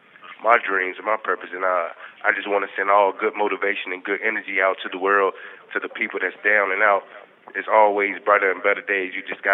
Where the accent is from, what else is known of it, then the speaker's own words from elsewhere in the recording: Martinsville, Virginia, United States; I'm from Martinsville, Virginia.